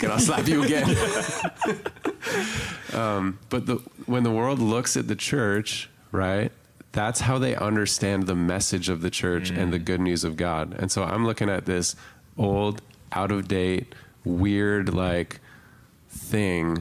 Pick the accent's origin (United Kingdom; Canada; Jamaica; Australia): Canada; being more Canadian and up here